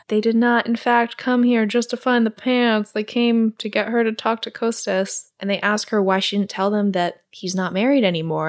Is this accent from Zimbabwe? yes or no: no; Singapore; moved away; also born or lived in New York; I grew up in Singapore